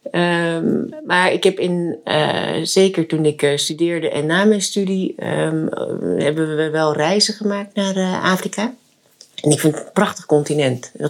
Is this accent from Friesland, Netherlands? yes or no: yes; Friesland, Netherlands; also born or lived in South Korea; ik ben eh, geboren in Zuid-Korea. Ehm, en ik ben eh, geadopteerd in, eh, door een gezin of door twee ouders in, en naar Friesland verhuisd, een heel klein dorp.